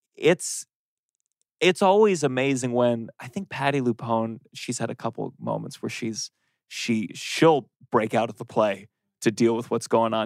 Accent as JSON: {"language": "English", "region": "Maryland", "country": "United States", "tie": "born or raised there", "also_born_or_lived": "Harlem, New York City / Lower East Side, New York City", "moved": "yes", "lives_now": "New York City, United States", "said": "I grew up in Maryland"}